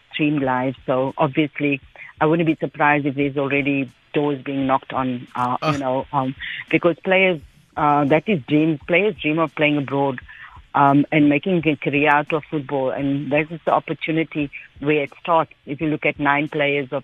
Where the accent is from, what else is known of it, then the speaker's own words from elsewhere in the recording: Cape Town, Western Cape, South Africa; moved away; also born or lived in Heidelberg / Hanover Park; I grew up in Salt River. I went to Dryden Street Primary in Salt River High